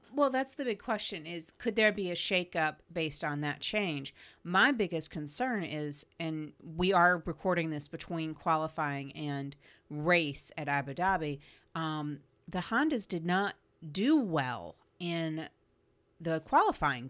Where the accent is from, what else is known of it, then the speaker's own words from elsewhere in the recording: United States; being an American and growing up where Thanksgiving and the day after Thanksgiving is the mark of the beginning of the Christmas insanity